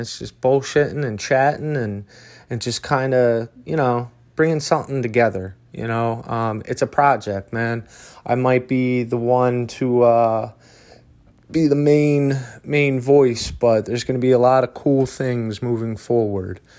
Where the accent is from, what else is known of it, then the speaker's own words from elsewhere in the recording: Philadelphia, Pennsylvania, United States; moved away as an adult; now in Asheville, United States; that is my hometown, man. I love Philadelphia